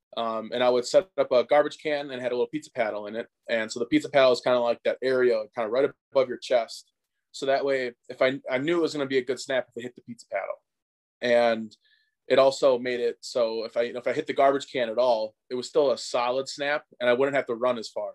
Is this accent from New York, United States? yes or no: no; Hartford, Wisconsin, United States; my hometown of, of Hartford, Wisconsin.